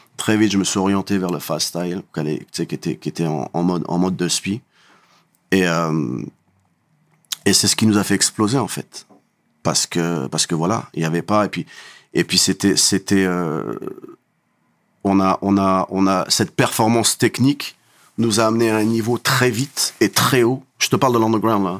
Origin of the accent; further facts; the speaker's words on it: Creil, Hauts-de-France, France; je viens de Creil